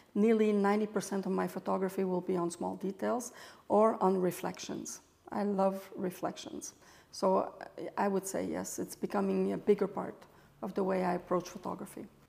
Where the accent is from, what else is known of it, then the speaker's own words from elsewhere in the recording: Montreal, Quebec, Canada; moved away as an adult; also born or lived in Europe; I'm French Canadian, uh, born and raised in Montreal, Canada.